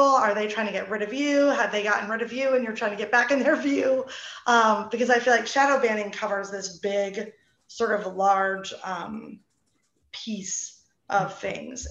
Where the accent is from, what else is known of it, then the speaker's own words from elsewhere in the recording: New Jersey, United States; we're both from New Jersey